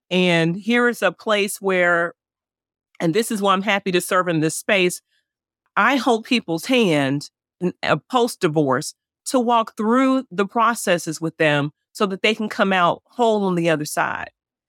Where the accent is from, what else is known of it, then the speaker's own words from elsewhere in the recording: the North, United States; now in Memphis, United States; The difference North versus South is interesting, but I'm from the North.